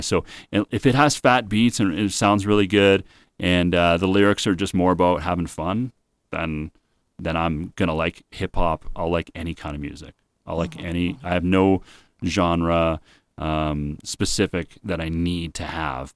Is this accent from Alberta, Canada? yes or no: no; Winnipeg, Manitoba, Canada; I grew up in Winnipeg with a lot of Jewish people